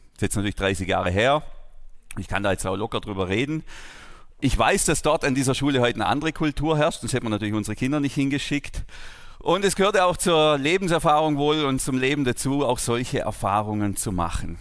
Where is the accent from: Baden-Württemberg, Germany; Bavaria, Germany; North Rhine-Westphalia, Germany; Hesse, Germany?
Baden-Württemberg, Germany; Überlingen; ich bin ja ganz unmittelbar hier in der Nähe der Lindenwiese aufgewachsen, da unten in Bambergen auf einem Bauernhof